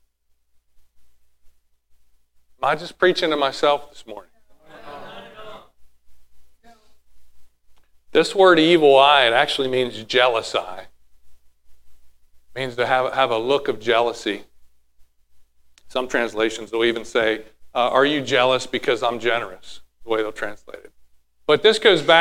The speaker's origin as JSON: {"language": "English", "country": "United States", "said": "I'm American."}